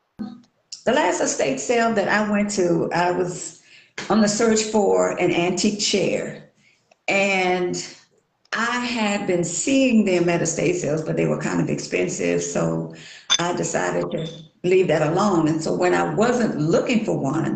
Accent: Natchitoches, Louisiana, United States; now in Shreveport, United States; I'm actually from Natchitoches, Louisiana

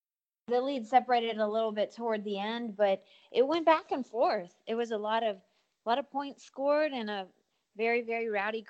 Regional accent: Louisiana, United States; moved away as an adult; now in Austin, United States; Yep, I'm from Louisiana. I've been in Austin about 11 years now.

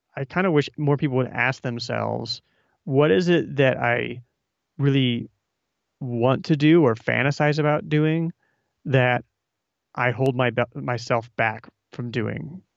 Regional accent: Omaha, Nebraska, United States; I'm from Omaha as well

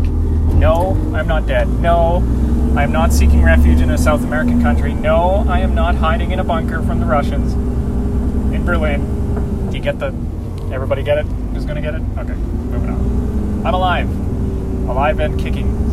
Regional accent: Canada; I'm Canadian

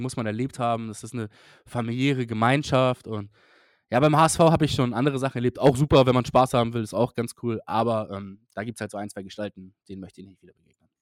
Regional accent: Hamburg, Germany; für mich als Hamburger

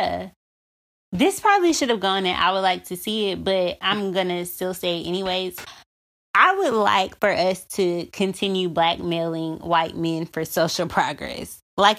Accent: Alabama, United States; Alabama, my home state

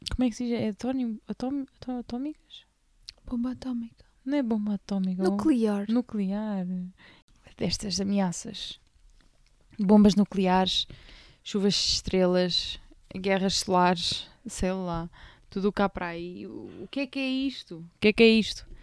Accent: Portugal

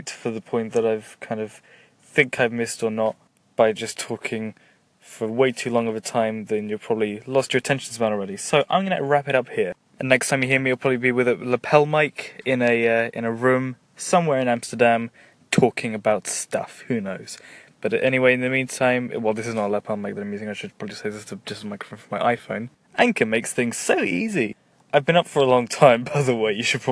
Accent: England, United Kingdom; I am English and I'm from Britain

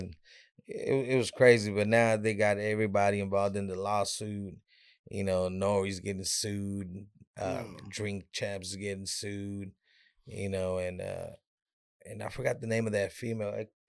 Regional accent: West Coast, United States; now in Dallas, United States; I'm from the West Coast.

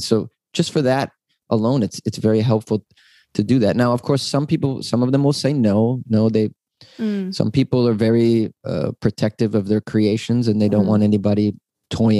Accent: Boston, Massachusetts, United States; now in Los Angeles, United States; I'm from Boston

